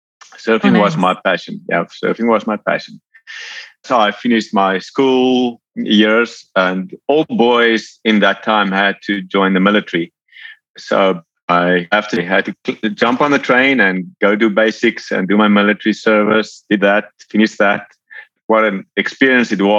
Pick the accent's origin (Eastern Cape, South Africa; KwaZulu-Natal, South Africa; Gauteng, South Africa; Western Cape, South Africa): Western Cape, South Africa; Cape Town; moved away as an adult; now in Georgia, United States; I'm from South Africa originally, born and raised in Cape Town.